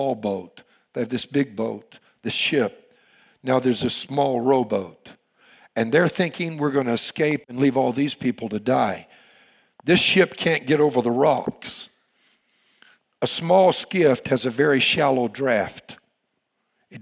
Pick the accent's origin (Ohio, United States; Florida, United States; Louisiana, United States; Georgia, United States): Louisiana, United States; You all know I'm from Louisiana